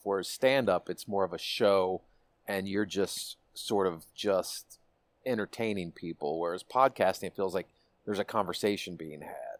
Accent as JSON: {"language": "English", "town": "Washington", "region": "District of Columbia", "country": "United States", "tie": "born or raised there", "moved": "yes", "said": "my hometown of dc"}